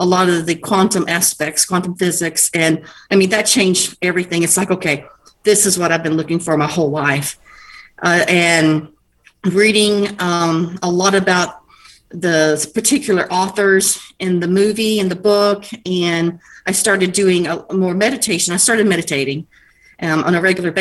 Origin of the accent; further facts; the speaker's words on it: El Paso, Texas, United States; I was born in Texas, El Paso. So we lived on the border of Mexico